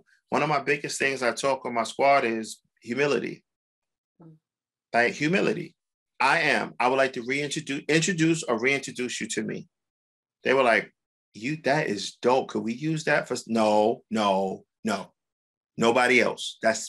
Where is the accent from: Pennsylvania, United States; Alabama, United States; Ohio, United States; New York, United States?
Alabama, United States; Dothan; I'm from Dothan, Alabama. So Dothan, excuse me, let me say it correct, doesn't have a lot going through there.